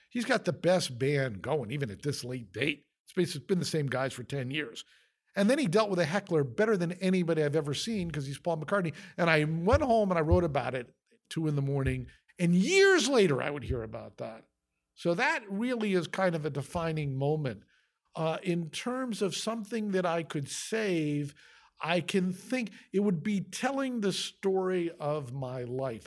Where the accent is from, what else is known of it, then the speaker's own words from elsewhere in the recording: Fairfield, Connecticut, United States; When I grew up in Fairfield, Connecticut